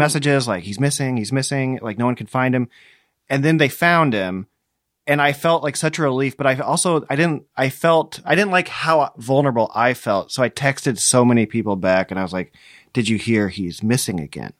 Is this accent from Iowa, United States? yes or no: yes; Muscatine, Iowa, United States; I grew up in Muscatine